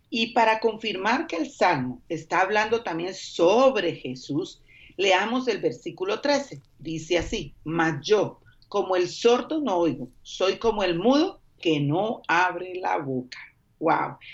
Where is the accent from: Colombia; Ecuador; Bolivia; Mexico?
Colombia; moved away